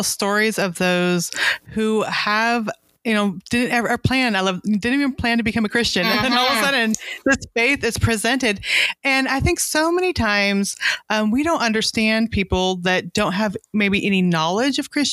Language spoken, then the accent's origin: English; United States; we're American